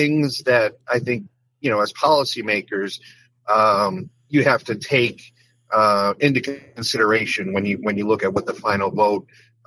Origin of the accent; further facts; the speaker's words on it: West Springfield, Massachusetts, United States; My hometown of West Springfield made up the bulk of my House district.